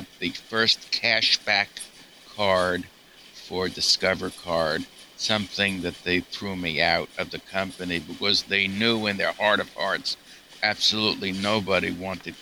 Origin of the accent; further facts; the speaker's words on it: New York, United States; I'm a New Yorker